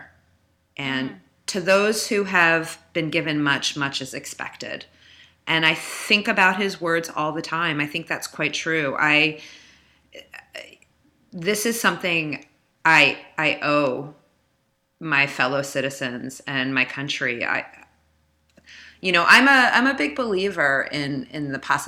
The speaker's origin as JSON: {"language": "English", "town": "Silver Spring", "region": "Maryland", "country": "United States", "tie": "born or raised there", "also_born_or_lived": "New York", "accent": "Northeast", "moved": "as an adult", "lives_now": "New Orleans, United States", "said": "I grew up in Silver Spring, Maryland, which is right outside of Washington, D.C."}